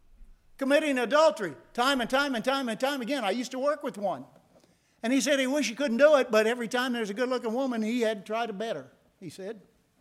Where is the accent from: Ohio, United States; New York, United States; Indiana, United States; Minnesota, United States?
Indiana, United States; born there; also born or lived in Tennessee; And I was born in Indiana, and I spoke so much faster. Then I moved to Tennessee, and I speak so much slower.